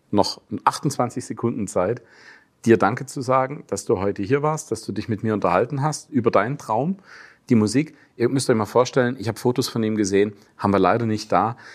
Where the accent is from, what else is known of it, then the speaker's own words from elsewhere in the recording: Germany; als Deutscher